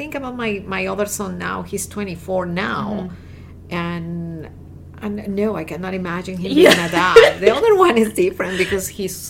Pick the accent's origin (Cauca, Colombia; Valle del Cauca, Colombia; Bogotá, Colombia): Bogotá, Colombia; Bogota, Colombia; English is a second language; moved away as an adult; now in United States; I am originally from Colombia.